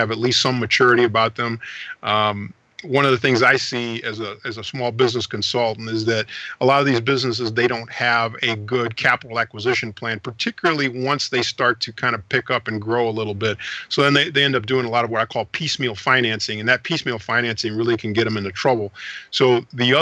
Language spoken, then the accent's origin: English; St. Louis, Missouri, United States; also born or lived in Panama City, Panama; I grew up in St. Louis, Missouri